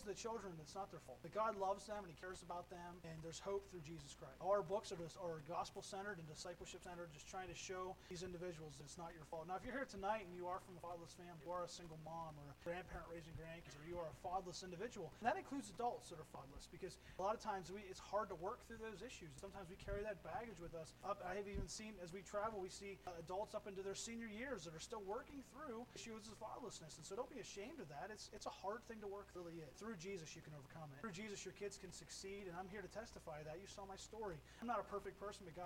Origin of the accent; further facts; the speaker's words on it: Pennsylvania, United States; moved away as an adult; also born or lived in Florida; Originally, we're from Pennsylvania. We both grew up in Pennsylvania, but we were down in Florida